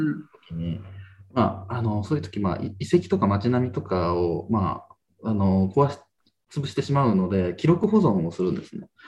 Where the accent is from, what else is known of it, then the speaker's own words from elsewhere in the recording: Kazo, Saitama, Japan; moved away as an adult; now in Kanegasaki, Japan; 出身は、えっと、埼玉県の加須市というところですね